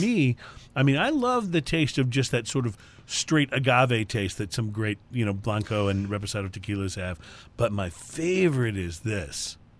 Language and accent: English; Houston, Texas, United States; we're from Houston. We make no bones about that the, the show is heard everywhere, but, uh, we are from Houston